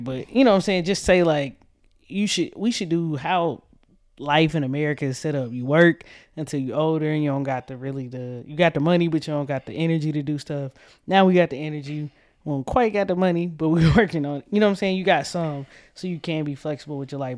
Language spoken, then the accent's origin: English; Tucker, Georgia, United States; I was born in Atlanta, Georgia, the outskirts, um, Tucker, Georgia to be exact.